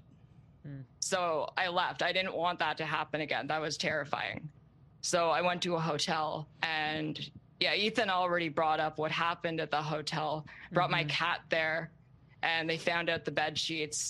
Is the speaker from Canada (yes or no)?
yes; Canada; I'm unfortunately Canadian